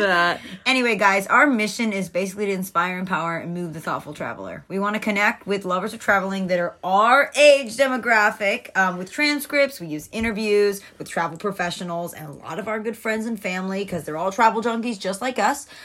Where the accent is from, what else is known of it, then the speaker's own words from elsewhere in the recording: Atlanta, Georgia, United States; moved away as an adult; also born or lived in Fort Myers, Florida; now in Naples, Florida, United States; I am from Atlanta, Georgia.